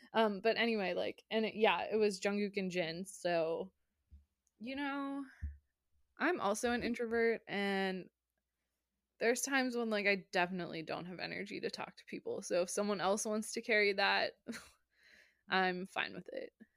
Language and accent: English; United States; I'm American.